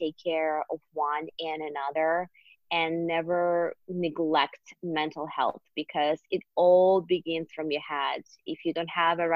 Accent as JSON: {"language": "English", "region": "Siberia", "country": "Russia", "tie": "born or raised there", "second_language": "English", "moved": "as an adult", "said": "I am born and raised in Siberia, in Russia, actually. I moved here 7.5 years ago on my own"}